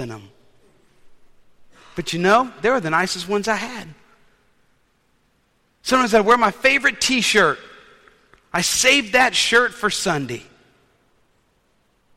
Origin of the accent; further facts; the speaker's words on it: New Orleans, Louisiana, United States; When I was a kid, growing up in New Orleans, we were taught to wear our best clothes to worship